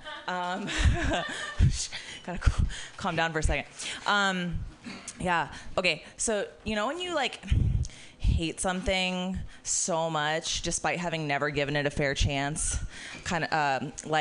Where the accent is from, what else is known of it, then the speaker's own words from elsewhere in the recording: Florida, United States; I'm from Florida